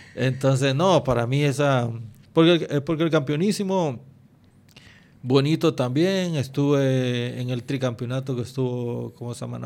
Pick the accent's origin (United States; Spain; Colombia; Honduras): Honduras; uno como hondureño